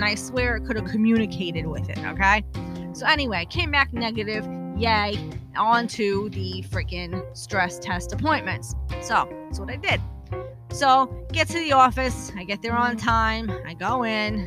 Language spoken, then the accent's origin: English; New York City, New York, United States; moved away; also born or lived in New Jersey; I am originally from Brooklyn